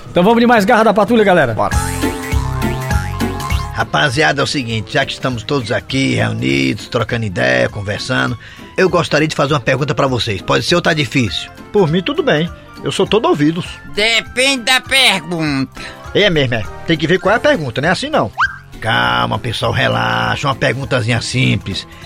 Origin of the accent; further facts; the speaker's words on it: Croatá, Ceará, Brazil; É, sou de Croatá, exatamente.